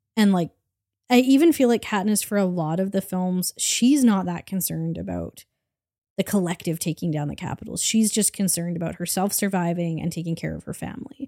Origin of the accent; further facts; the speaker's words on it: Canada; I'm Canadian